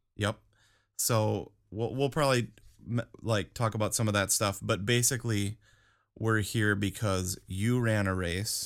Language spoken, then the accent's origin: English; Madison, Wisconsin, United States; now in Saint Petersburg, United States; for me, it's for sure Madison, Wisconsin